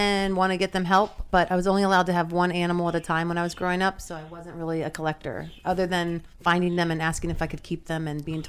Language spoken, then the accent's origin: English; Kentucky, United States; now in New Jersey, United States; I'm originally from Kentucky.